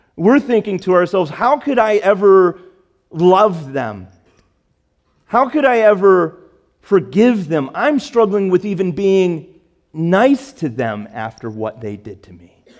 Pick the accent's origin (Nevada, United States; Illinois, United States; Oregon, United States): Illinois, United States; Chicago; moved away; I grew up in Chicago